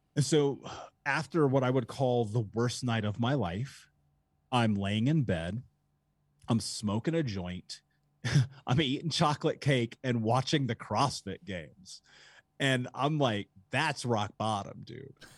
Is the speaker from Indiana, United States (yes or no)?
yes; Indianapolis, Indiana, United States; I grew up in Indianapolis